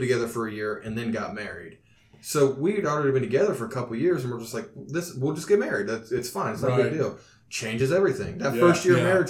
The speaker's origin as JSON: {"language": "English", "area": "Owen County", "region": "Indiana", "country": "United States", "said": "I'm from Owen County"}